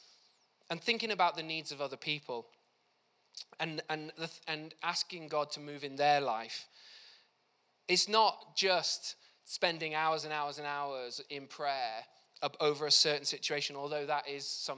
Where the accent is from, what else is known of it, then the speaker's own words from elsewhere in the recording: South Wales, United Kingdom; I grew up in South Wales